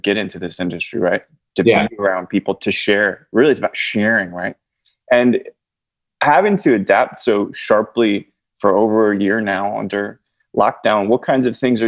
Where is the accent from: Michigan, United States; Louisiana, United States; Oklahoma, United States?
Michigan, United States; Canton; now in Texas, United States; I grew up in Canton, actually, a little bit